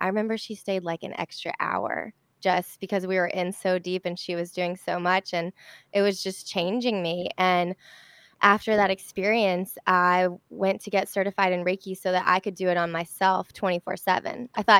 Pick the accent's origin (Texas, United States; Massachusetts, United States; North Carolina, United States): North Carolina, United States; Charlotte; Oh my God, that's so funny. I'm from Charlotte.